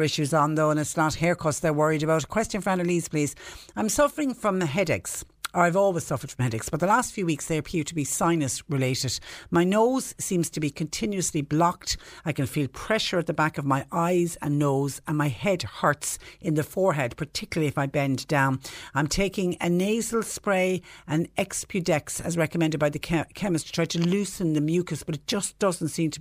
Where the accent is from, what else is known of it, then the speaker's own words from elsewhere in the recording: Ireland; we as Irish people